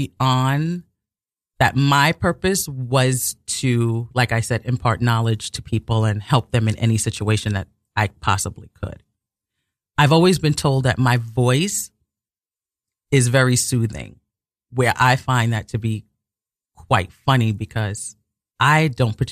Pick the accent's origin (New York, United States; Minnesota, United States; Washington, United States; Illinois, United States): New York, United States; New York City; I was born and raised in Brooklyn.